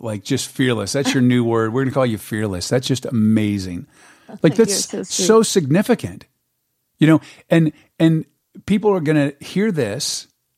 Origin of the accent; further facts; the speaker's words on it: San Diego, California, United States; moved away; I was born and raised in San Diego